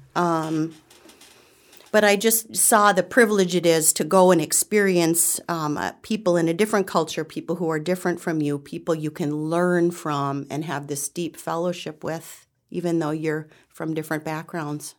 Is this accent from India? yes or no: no; the Midwest, Illinois, United States; moved away as an adult; now in Western New York, United States; my husband and I moved here from Illinois. We'd been, you know, born and raised and lived most of our life in the Midwest